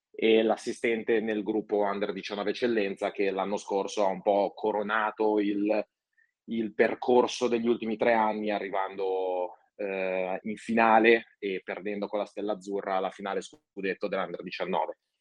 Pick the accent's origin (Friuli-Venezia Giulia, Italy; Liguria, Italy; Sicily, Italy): Liguria, Italy; Genoa; moved away as an adult; also born or lived in Borgomanero; io sono originario di Genova